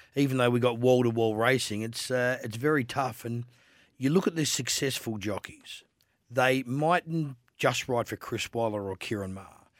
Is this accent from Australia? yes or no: yes; Adelaide, South Australia, Australia; I'm a boy from Adelaide